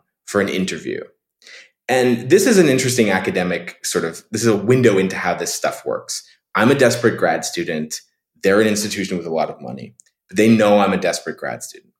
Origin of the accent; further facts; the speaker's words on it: Canada; moved away as an adult; now in United States; I'm a Canadian